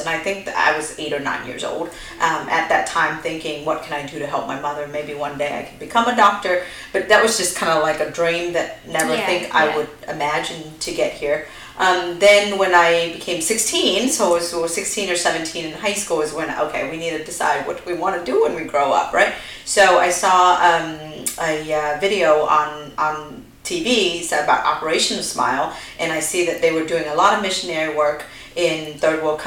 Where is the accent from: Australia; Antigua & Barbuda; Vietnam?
Vietnam; now in United States; we're refugees from Vietnam, so we came over to America in 1993